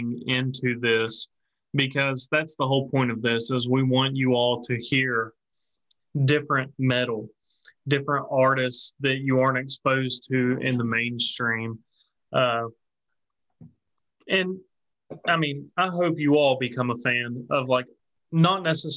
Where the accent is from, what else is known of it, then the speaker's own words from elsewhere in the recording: Appalachia, United States; we're from the Appalachia region, and we have our own cultural differences